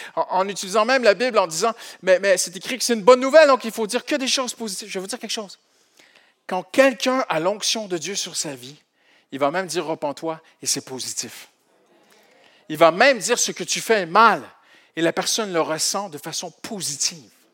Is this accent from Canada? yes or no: yes; Canada; Moi, je suis du Canada.